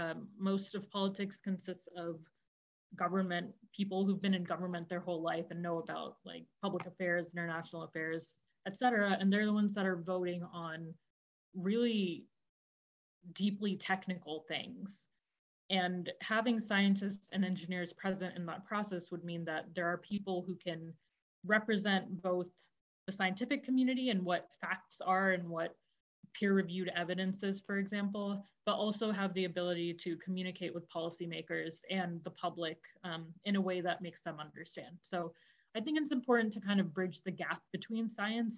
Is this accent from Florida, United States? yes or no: yes; northern Florida, United States; also born or lived in India; now in Chicago, United States; I grew up in Florida, in northern Florida, kind of the border of Georgia, Florida